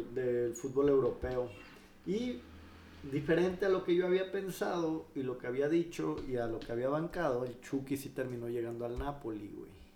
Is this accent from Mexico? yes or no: yes; Mexico; nosotros como mexicanos